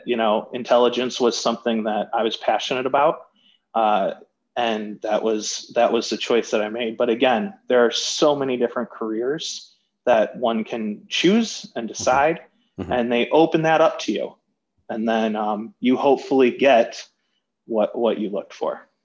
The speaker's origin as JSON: {"language": "English", "town": "Birmingham", "region": "Michigan", "country": "United States", "tie": "born or raised there", "said": "growing up in Birmingham, Michigan, I played football"}